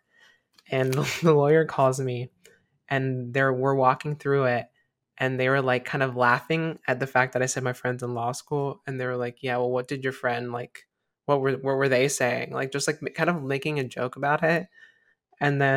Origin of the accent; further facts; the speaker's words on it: South Carolina, United States; moved away; I was born in South Carolina and my birth certificate has a big old M on it. And I don't live there anymore